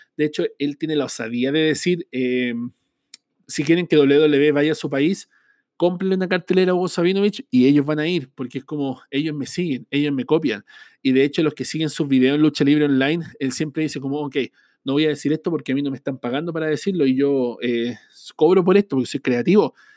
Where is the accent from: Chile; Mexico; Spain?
Chile; Yo soy de Chile